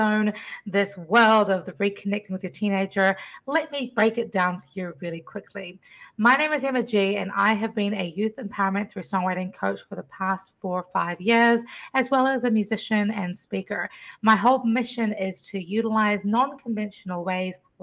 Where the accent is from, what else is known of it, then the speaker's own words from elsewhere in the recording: New Zealand; also born or lived in Fiji; now in Washington, D.C. area, United States; I was raised in a different country to the States. I grew up in New Zealand, between New Zealand and Fiji